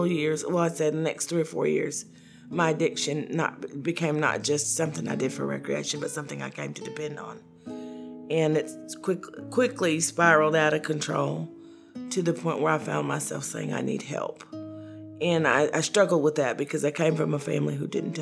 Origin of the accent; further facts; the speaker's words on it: Knoxville, Tennessee, United States; I was born and raised in Knoxville, Tennessee